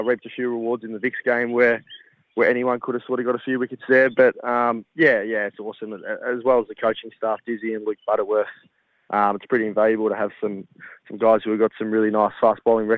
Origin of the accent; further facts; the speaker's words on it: Western Victoria, Australia; moved away as an adult; now in South Australia, Australia; I grew up in Western Victoria as a groundsman